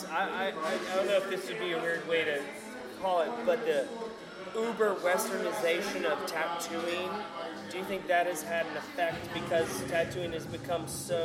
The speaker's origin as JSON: {"language": "English", "region": "Florida", "country": "United States", "said": "I'm from Florida"}